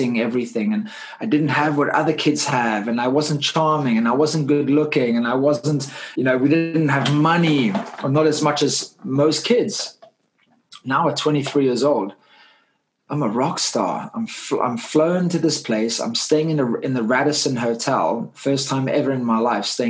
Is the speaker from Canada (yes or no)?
no; Cape Town, Western Cape, South Africa; I grew up in Cape Town, South Africa. As you can hear my accent, I'm not from the UK